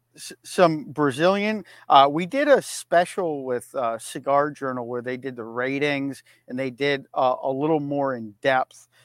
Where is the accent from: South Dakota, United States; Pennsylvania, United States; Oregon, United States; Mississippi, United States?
Pennsylvania, United States; Erie; moved away; I am broadcasting live from Erie, Pennsylvania, my hometown.